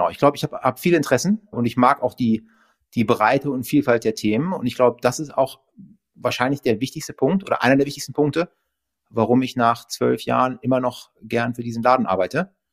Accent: Berlin, Germany; Also ich bin auch in Berlin groß geworden. Meine Eltern kamen in den 70ern nach Berlin und sind da, damals dachten alle, das wären nur für ein paar Jahre.

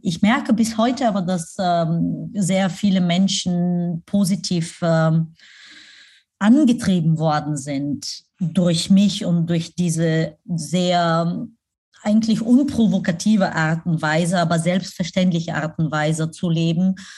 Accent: Pleven, Pleven Province, Bulgaria; moved away; also born or lived in Germany; nach Pleven, meine Heimatstadt, äh, reisen wo mein Hotel ist

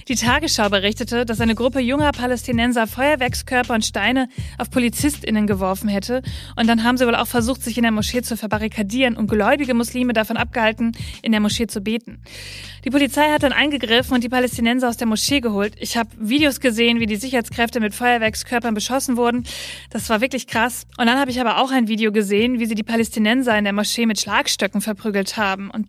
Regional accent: Bavaria, Germany; Wir kommen aus Bayern und sind katholisch und da ist das einfach noch so. Wir sind so aufgewachsen, ich singe in einem Kirchenchor

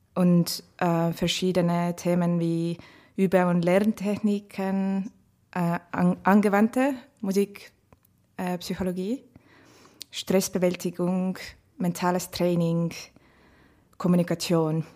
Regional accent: Estonia; German is a second language; moved away as an adult; now in Vienna, Austria; Ich, ich, komme aus Estland und ich bin äh, in Wien seit 2017 September.

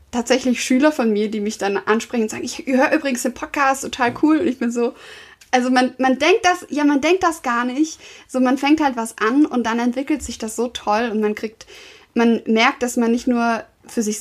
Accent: Stuttgart, Baden-Württemberg, Germany; accent: Swabian; weil ich habe extrem geschwäbelt. Ich komme ja aus, aus dem Süden.

